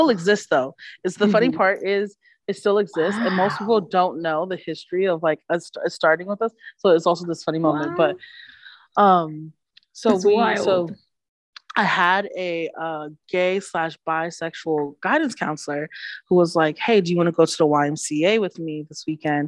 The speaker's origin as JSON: {"language": "English", "town": "New York City", "region": "New York", "country": "United States", "tie": "born or raised there", "also_born_or_lived": "Manhattan", "accent": "Bronx", "moved": "as an adult", "lives_now": "Syracuse, United States", "said": "I'm originally from the Bronx, so I grew up on 182nd and Grand Concourse"}